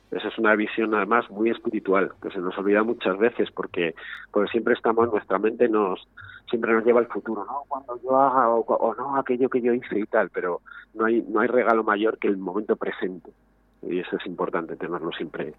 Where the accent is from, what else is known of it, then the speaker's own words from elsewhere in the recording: Madrid, Community of Madrid, Spain; moved away as an adult; now in Segovia, Spain; no soy de Segovia, nacido en Segovia, llevo hace unos años viviendo, yo, vengo de Madrid